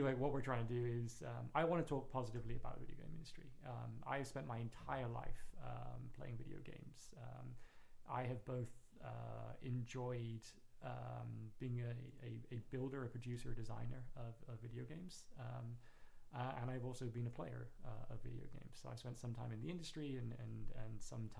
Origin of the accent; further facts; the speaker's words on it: Plymouth, South West England, United Kingdom; now in New York, United States; I was born and raised in England, a little city called Plymouth.